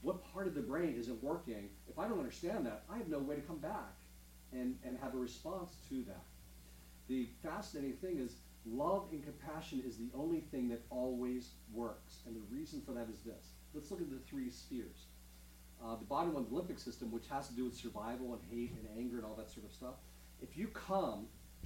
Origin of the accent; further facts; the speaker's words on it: Pittsburgh, Pennsylvania, United States; I was born and raised in Pittsburgh